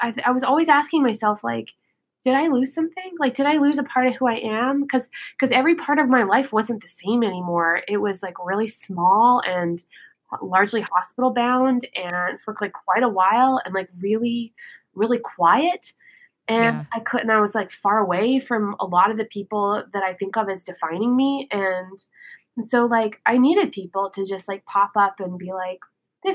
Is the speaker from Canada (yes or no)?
yes; Canada; as a Canadian